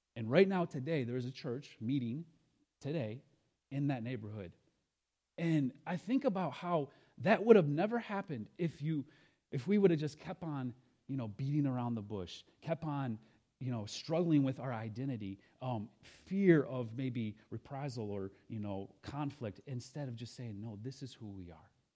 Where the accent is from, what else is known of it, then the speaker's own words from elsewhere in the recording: Lansing, Michigan, United States; moved away; also born or lived in Senegal; I'm a carpenter from Lansing. That's where I got my start